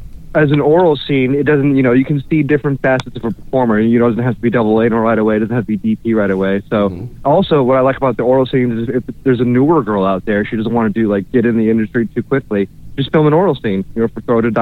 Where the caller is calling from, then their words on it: Orlando, Florida, United States; Hi, it's … checking in from Orlando, Florida.